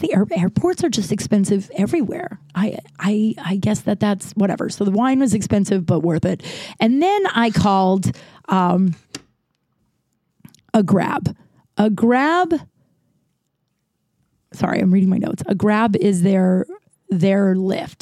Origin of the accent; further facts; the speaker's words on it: United States; I'm from America